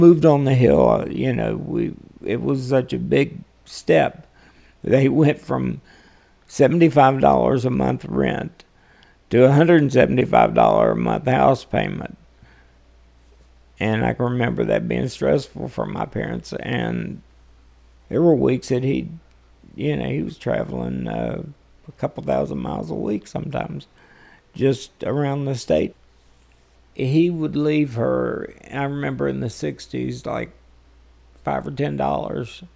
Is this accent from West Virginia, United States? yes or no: yes; Charleston, West Virginia, United States; moved away as an adult; now in Florida, United States; born and raised in Charleston, West Virginia